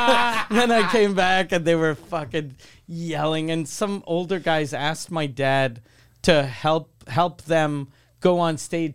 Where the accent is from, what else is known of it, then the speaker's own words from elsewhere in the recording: Quebec City, Quebec, Canada; moved away; I'm from Quebec City.